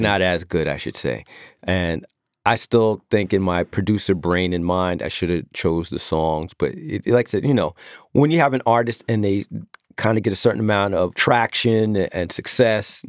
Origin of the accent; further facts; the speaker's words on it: Long Island, New York, United States; I'm the corny D J from Long Island